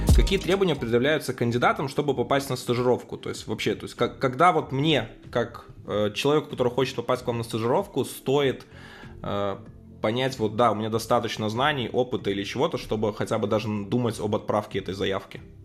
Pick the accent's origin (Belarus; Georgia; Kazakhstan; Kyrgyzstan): Belarus; я хоть и из Беларуси